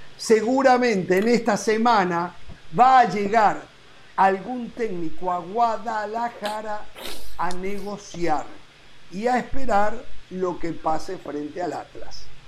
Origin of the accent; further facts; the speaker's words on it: Uruguay; moved away; como uruguayo